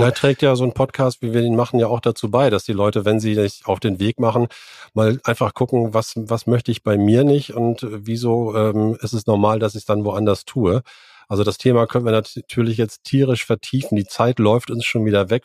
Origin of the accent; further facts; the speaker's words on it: the North, Northern Germany, Germany; bei uns im Norden